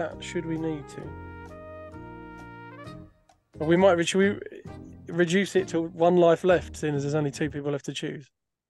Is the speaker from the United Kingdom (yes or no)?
yes; Scotland, United Kingdom; I can't say it now because I'm Scottish, I think.